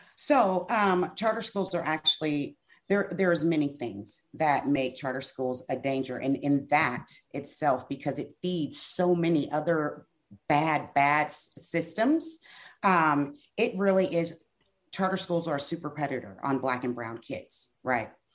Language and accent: English; Brenham, Texas, United States; I am from Washington County. Brenham, Texas